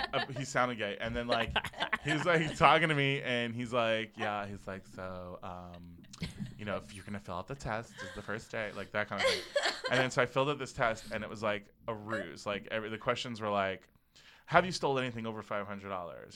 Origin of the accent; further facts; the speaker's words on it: Parkland, Florida, United States; moved away; the shooting that happened at Marjorie Stoneman Douglas was in my hometown.